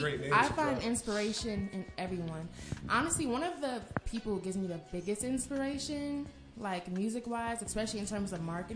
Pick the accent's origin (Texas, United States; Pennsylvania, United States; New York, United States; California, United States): California, United States; Oakland; now in Atlanta, United States; growing up in Oakland.